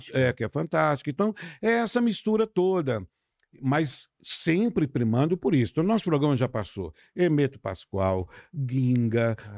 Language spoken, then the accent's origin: Portuguese; Pedra Azul, Minas Gerais, Brazil; Eu sou de Pedra Azul, uma cidade linda e tal, rodeada de pedras